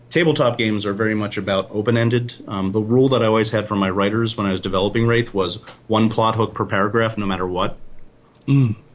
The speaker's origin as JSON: {"language": "English", "town": "Brooklyn", "region": "New York", "country": "United States", "also_born_or_lived": "Philadelphia", "said": "I've been living in the South for 15 years, but I'm originally from Brooklyn and Philadelphia and other points on I 95 um, in the Northeast."}